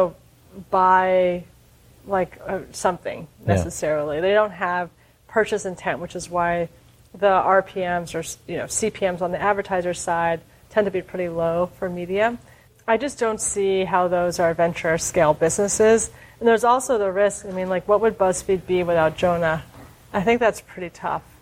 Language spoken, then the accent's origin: English; New York, United States; I'm a New Yorker